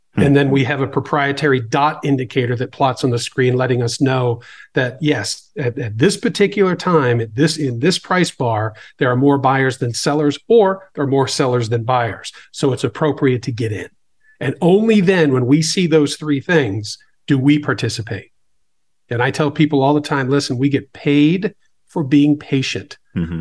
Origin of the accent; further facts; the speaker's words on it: Boston, Massachusetts, United States; I grew up in the Boston area